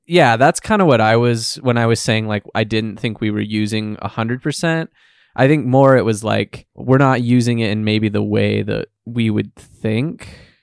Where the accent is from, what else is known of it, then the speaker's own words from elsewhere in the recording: United States; we grew up in the United States